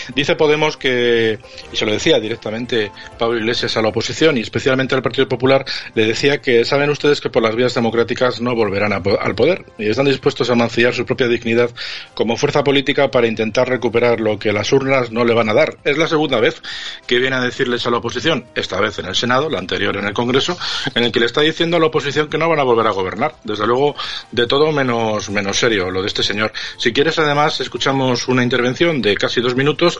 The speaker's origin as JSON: {"language": "Spanish", "town": "Madrid", "region": "Community of Madrid", "country": "Spain", "said": "los madrileños inmediatamente nos hemos preparado"}